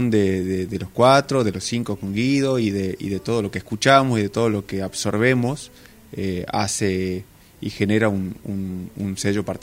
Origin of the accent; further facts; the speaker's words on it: Salta, Argentina; somos de Salta